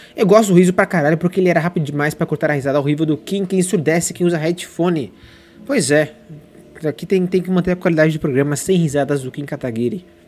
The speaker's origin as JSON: {"language": "Portuguese", "town": "São José dos Campos", "region": "São Paulo", "country": "Brazil", "tie": "born or raised there", "moved": "as an adult", "lives_now": "São Paulo, Brazil", "said": "São José dos Campos, ali para Matheus Rodrigues, minha cidade natal"}